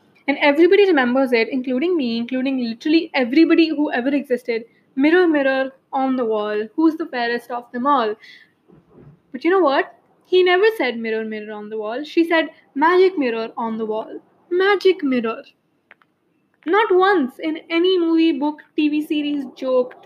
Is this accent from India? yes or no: yes; India; as an Indian